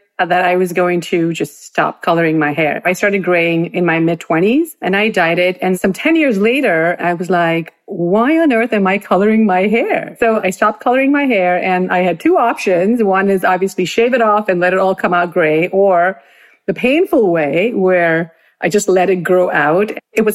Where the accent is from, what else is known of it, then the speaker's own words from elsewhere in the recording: Bangalore, Karnataka, India; moved away as an adult; now in New Jersey, United States; Growing up in Bangalore was really fabulous